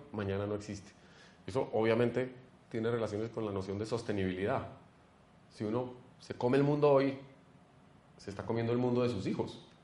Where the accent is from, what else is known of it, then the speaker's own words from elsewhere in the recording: Colombia; como colombianos